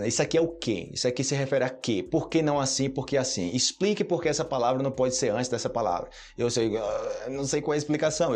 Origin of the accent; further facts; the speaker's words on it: Brazil; first language Portuguese; como brasileiro